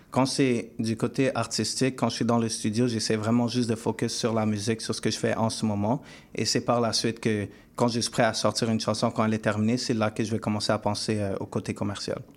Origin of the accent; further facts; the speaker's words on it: Montreal, Quebec, Canada; moi, je viens, euh, je viens du West Island.